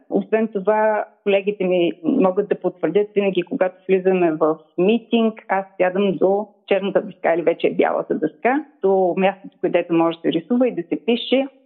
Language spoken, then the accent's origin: Bulgarian; Razgrad, Razgrad Province, Bulgaria; also born or lived in Ruse; аз съм родена в Разград в далечната 1967 година.